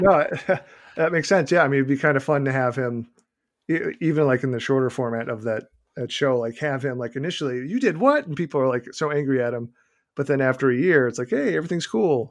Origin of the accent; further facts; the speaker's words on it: Boston, Massachusetts, United States; accent: Boston; my innate Boston accent